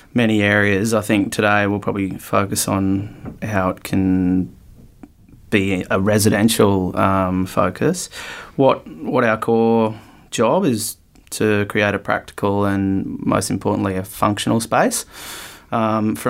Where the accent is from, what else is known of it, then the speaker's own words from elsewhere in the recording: North Queensland, Australia; also born or lived in Brisbane; now in Byron Bay, Australia; I am a 37-year-old Byron Bay resident now. I was born in North Queensland